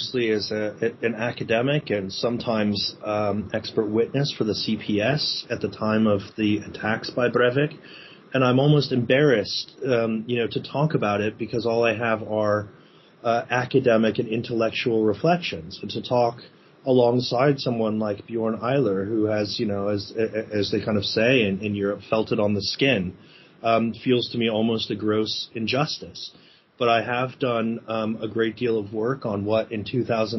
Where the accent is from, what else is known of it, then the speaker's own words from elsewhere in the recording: United States; accent: American; You can probably hear from my accent that I'm an American.